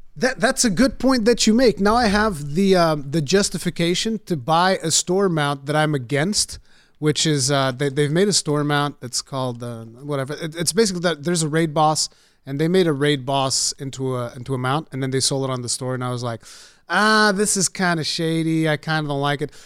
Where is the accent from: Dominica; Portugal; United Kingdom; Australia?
Portugal; English is a second language; I'm the Portuguese one